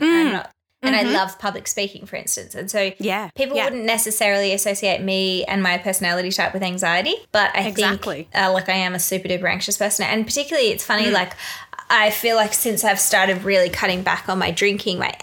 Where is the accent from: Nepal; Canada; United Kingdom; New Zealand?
New Zealand; moved away; So I go back to New Zealand every year mostly because I am a Kiwi. I have a Kiwi passport